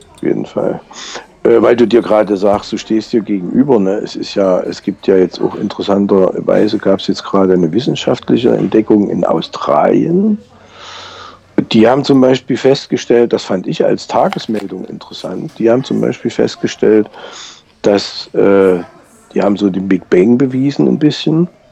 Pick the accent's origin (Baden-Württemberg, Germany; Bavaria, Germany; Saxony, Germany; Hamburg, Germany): Saxony, Germany; hier bei uns in Sachsen